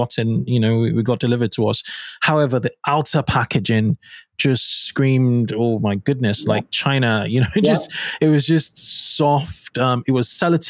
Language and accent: English; Lagos, Nigeria; I grew up in Nigeria in Lagos